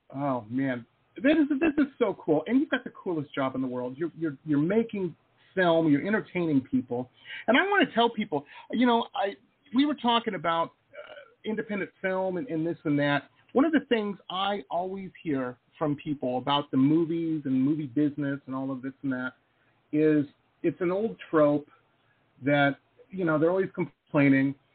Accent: Detroit, Michigan, United States; I'm from Detroit

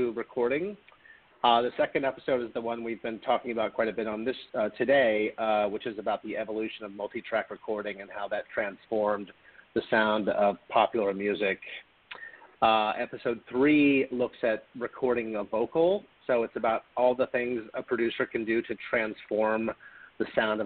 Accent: Louisville, Kentucky, United States; moved away; I grew up in Louisville, Kentucky

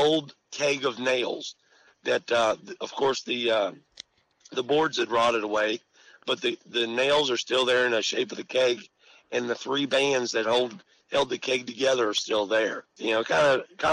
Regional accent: West Virginia, United States; also born or lived in Adak, Alaska / Reykjavik, Iceland / Hampshire County, West Virginia; I was raised in West Virginia. I was actually born a Navy brat. I was born in Adak, Alaska. And then I grew up a little while in Reykjavik, Iceland.

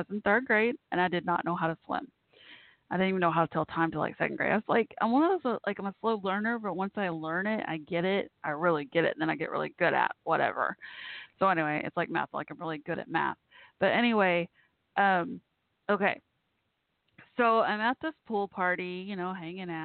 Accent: Dallas-Fort Worth, Texas, United States; also born or lived in Waco, Texas; we moved from Waco to Dallas-Fort Worth.

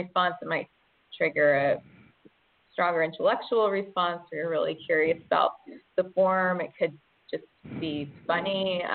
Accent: Georgia, United States; moved away as an adult; also born or lived in upstate New York; now in Brooklyn, United States; I grew up in Georgia and I was born in upstate New York

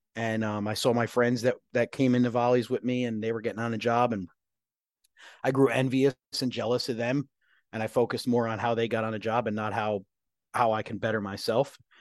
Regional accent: Woodbridge, New Jersey, United States; moved away; I grew up in New Jersey, uh, grew up in this, uh, this town called Island, which is a section of Woodbridge Township.

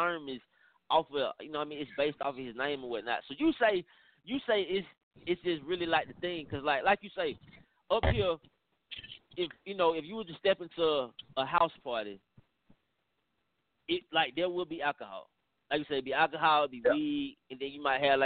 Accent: Atlanta, Georgia, United States; I'm from Atlanta

